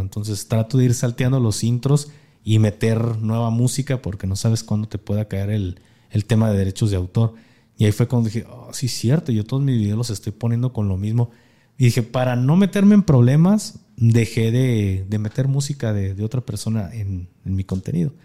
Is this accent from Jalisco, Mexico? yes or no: yes; Jalisco, Mexico; somos de Jalisco